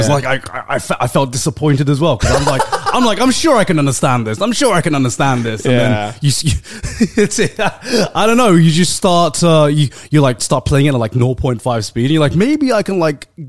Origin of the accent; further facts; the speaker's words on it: South of England, United Kingdom; as like a southerner